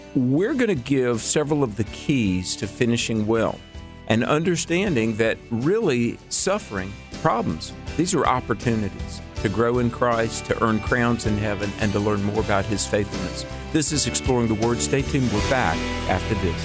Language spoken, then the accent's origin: English; North Carolina, United States; moved away; back in North Carolina, my home state